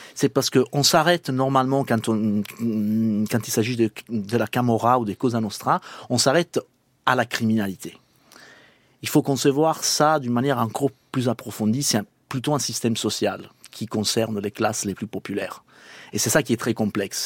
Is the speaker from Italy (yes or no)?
yes; Palermo, Sicily, Italy; French is a second language; moved away; also born or lived in Lyon; je suis des Palermes